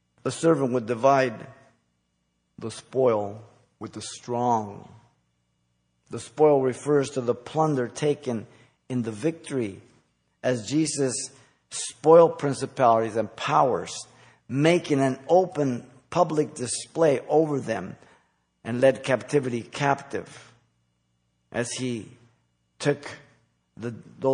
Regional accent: United States

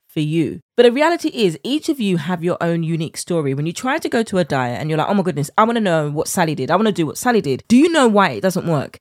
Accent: United Kingdom; accent: British; my British accent

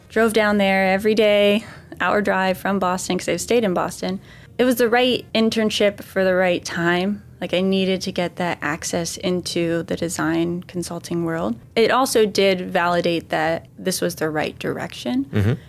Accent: Ireland; Carmel from my home country, Ireland, in County Sligo.

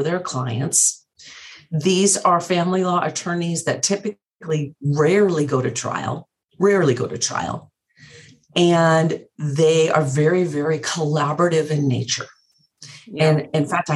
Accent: Montana, United States; moved away; I grew up in Montana

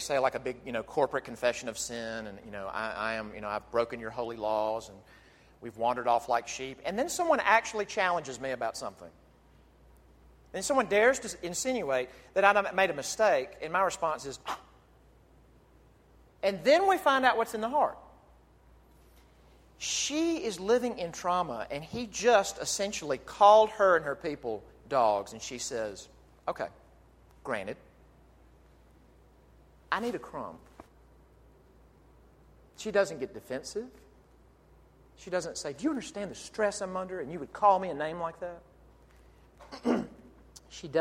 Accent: Jackson, Mississippi, United States; my hometown of Jackson, Mississippi.

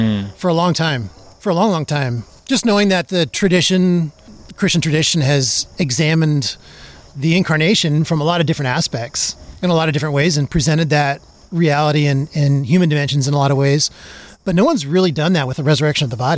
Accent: South Dakota, United States; now in Indiana, United States; It's my home state.

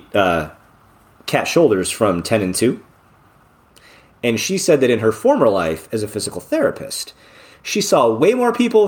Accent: Northern Indiana, United States; I'm from Northern Indiana where it's flat

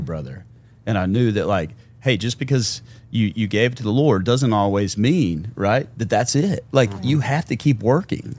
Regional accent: Memphis, Tennessee, United States; born and raised in Memphis, Tennessee

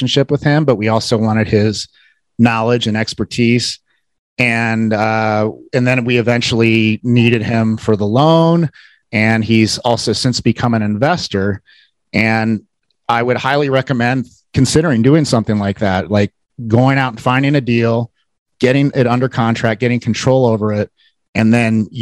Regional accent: Cincinnati, Ohio, United States; I am from Cincinnati

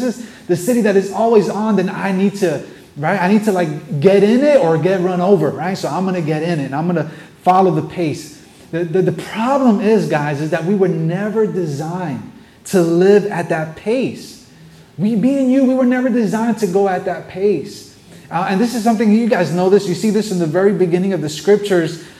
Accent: New York City, New York, United States; I'm a New Yorker. I'm born and raised here

